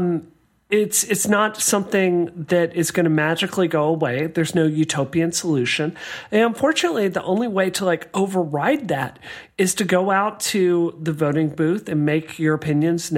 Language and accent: English; the South, United States; I grew up in the South